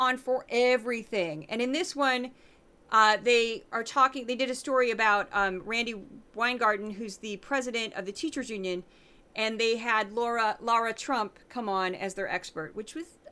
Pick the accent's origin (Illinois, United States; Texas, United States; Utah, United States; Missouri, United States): Missouri, United States; St. Louis; I'm from the Midwest